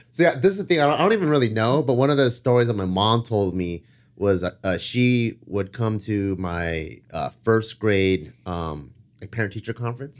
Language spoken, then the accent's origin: English; Cerritos, California, United States; growing up in Cerritos